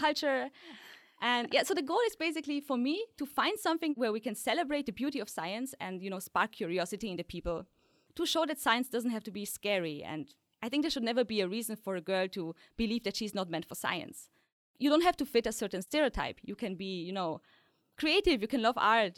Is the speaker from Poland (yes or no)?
yes; Poland; moved away; also born or lived in Austria; I was born in Poland, a tiny village, so there were really no scientists around